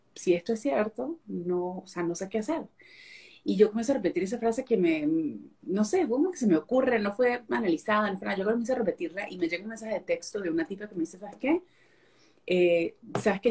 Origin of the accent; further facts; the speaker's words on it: Venezuela; moved away as an adult; now in Fort Worth, United States; Yo nací, crecí en Venezuela y me mudé a Texas en el 2000, no hablaba el inglés